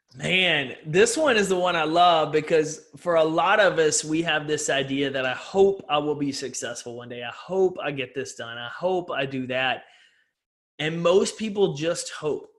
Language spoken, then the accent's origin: English; East Texas, United States; I grew up in East Texas